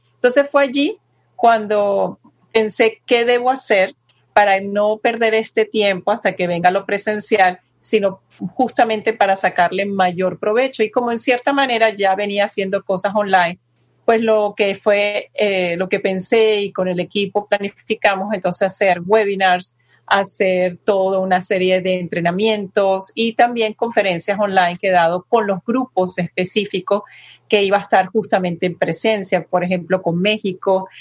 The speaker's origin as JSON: {"language": "Spanish", "country": "Venezuela", "tie": "born or raised there", "also_born_or_lived": "Madrid, Spain", "said": "yo nací en Madrid y me llevaron a Venezuela chiquitica, de año y medio"}